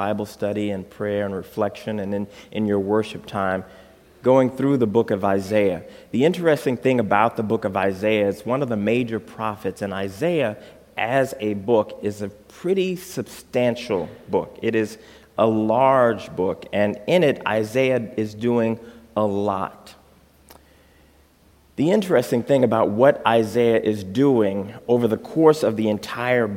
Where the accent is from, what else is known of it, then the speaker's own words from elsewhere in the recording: Texas, United States; also born or lived in Chicago, Illinois; now in Holland, Michigan, United States; I grew up in Texas